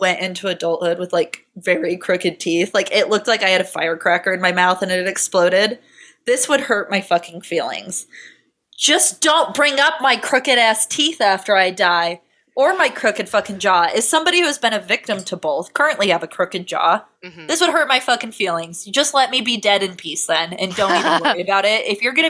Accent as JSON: {"language": "English", "country": "United Kingdom", "said": "The two front teeth were crooked, and I would know they were crooked because I'm British."}